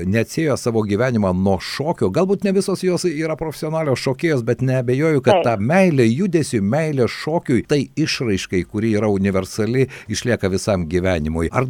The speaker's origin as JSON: {"language": "Lithuanian", "country": "Lithuania", "said": "kokie mes esame lietuviai lietuviai"}